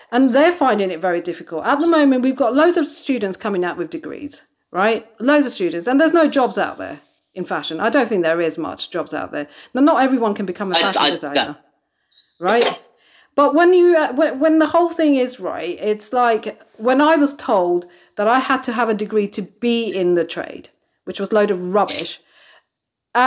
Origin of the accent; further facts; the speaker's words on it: England, United Kingdom; I was born and brought up in England